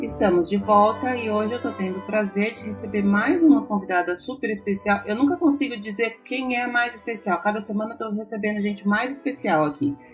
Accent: Ourinhos, São Paulo, Brazil; eu sou de Ourinhos, lá pertinho

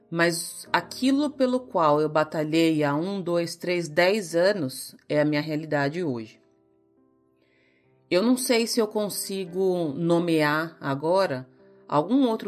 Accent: Ourinhos, São Paulo, Brazil; also born or lived in Santos / São Bernardo; eu nasci em Santos, pequenininha, eu mudei para Ourinhos, depois eu fui fazer intercâmbio, voltei, fui para São Bernardo, morei um tempo em São Bernardo, depois morei um tempo em São Paulo, depois voltei para Ourinhos

